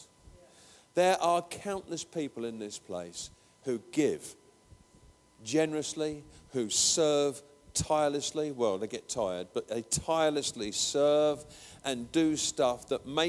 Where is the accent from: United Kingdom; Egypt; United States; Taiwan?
United Kingdom; England; I'm an Englishman